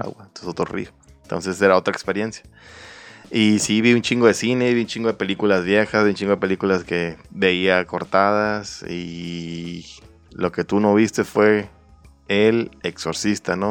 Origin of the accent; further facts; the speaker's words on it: Mayo Valley, southern Sonora, Mexico; yo soy del sur de Sonora